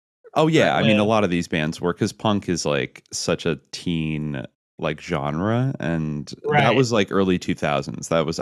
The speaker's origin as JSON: {"language": "English", "area": "the Bay Area", "region": "California", "country": "United States", "tie": "born or raised there", "said": "I grew up in the Bay Area, where you had like a certain strong punk scene, like Gilman Street and Berkeley."}